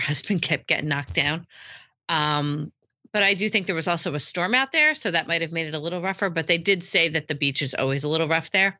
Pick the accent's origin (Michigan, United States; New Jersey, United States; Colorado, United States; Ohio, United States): New Jersey, United States; Hey, I'm a Jersey girl. We have tan beach all the time, though.